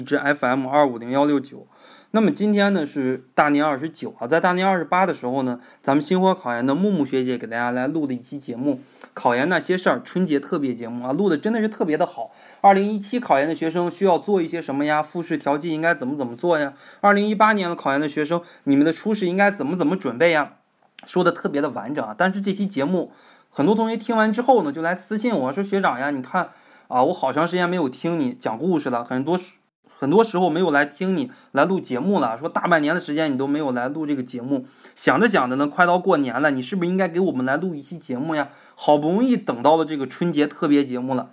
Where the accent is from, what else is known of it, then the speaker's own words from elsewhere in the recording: China; 我们中国人说话比较直接